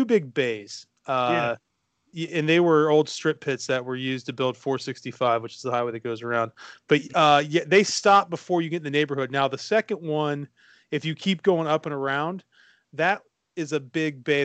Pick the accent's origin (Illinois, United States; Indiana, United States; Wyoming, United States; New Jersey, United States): Indiana, United States; Muncie; I'm from Muncie, Indiana, again, where Ball State is.